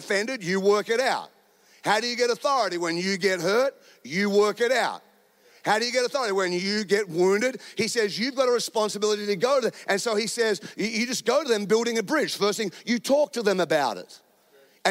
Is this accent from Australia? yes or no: yes; Australia; now in United States; I'm an Australian. I live in America.